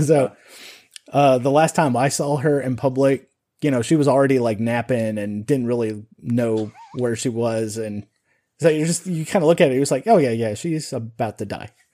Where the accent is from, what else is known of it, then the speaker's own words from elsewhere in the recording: Sun Valley, Nevada, United States; growing up in Nevada